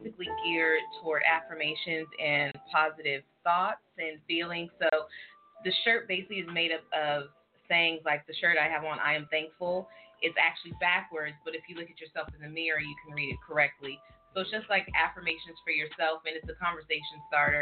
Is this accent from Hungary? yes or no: no; California, United States; moved away; I'm from California